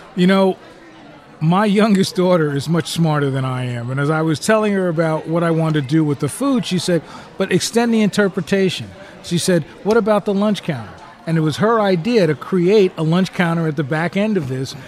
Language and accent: English; New Jersey, United States; moved away; also born or lived in Chicago; Growing up in New Jersey